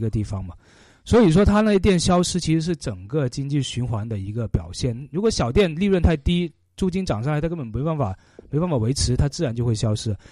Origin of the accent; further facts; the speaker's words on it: China; 我们中国人